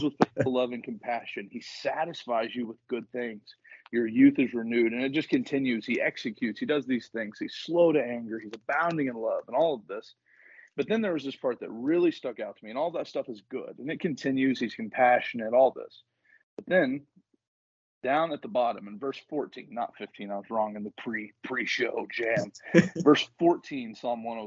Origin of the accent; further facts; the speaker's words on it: the South, United States; moved away as an adult; also born or lived in northern Michigan; now in Michigan, United States; I'm from the South